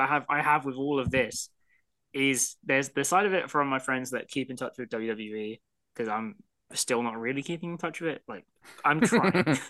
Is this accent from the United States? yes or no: no; United Kingdom; This is the problem being British.